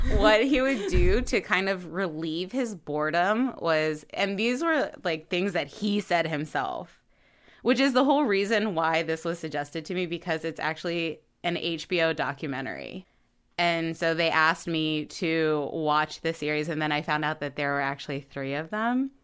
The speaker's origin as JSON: {"language": "English", "town": "Baltimore", "region": "Maryland", "country": "United States", "said": "We're three sisters from the Baltimore, Maryland area"}